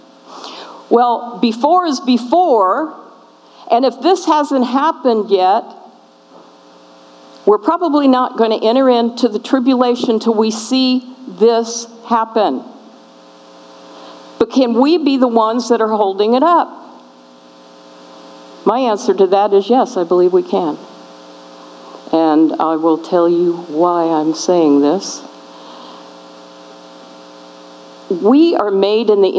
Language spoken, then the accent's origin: English; California, United States; I'm from California